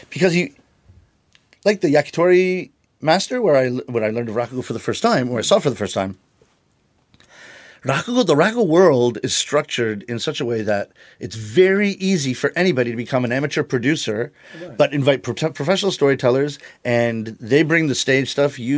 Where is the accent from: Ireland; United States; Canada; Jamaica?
Canada; It's interesting because you would think, even as a Canadian, oh. when I go to UK and a London comic is talking, like maybe one third of it, I don't know what's funny.